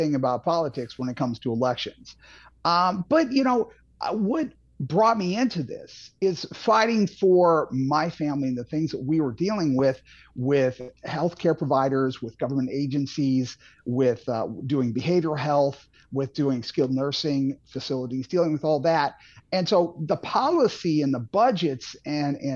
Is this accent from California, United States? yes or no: no; St. Charles, Missouri, United States; also born or lived in Boston / Franklin County, Missouri; now in Eureka, United States; I grew up in St. Charles, Missouri